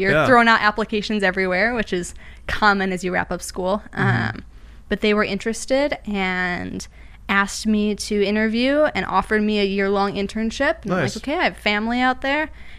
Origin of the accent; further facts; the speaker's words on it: Minnesota, United States; Originally Minnesota, mainly. I went to school in Minnesota, graduated with a degree in animation.